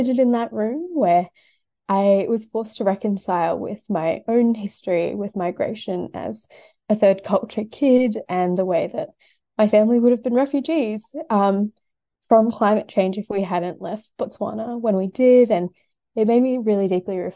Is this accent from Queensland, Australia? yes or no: no; Sydney, New South Wales, Australia; I grew up in Western Sydney